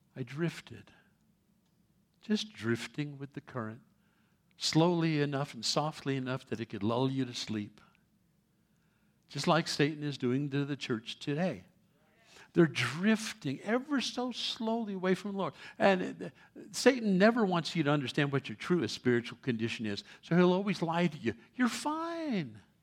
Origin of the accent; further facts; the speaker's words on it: New York City, New York, United States; moved away; I was born in New York City many years ago